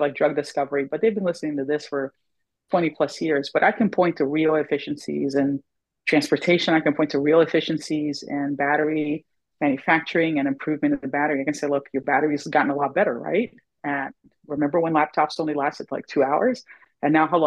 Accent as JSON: {"language": "English", "region": "Florida", "country": "United States", "said": "I'm from Florida"}